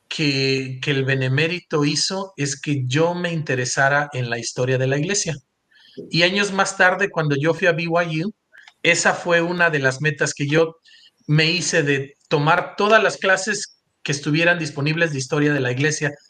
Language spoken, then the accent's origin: Spanish; Coatzacoalcos, Veracruz, Mexico; moved away as an adult; also born or lived in Mexico City / Provo, Utah; nací en, en, este, en Coatzacoalcos, Veracruz. Yo siempre le digo mi Beach, mi York, y ese es un lugar en donde crecí